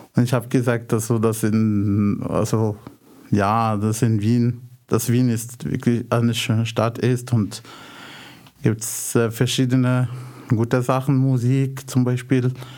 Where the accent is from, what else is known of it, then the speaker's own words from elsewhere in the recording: Casablanca, Casablanca-Settat, Morocco; German is a second language; moved away as an adult; now in Austria; ich komme aus äh, Casablanca, Marokko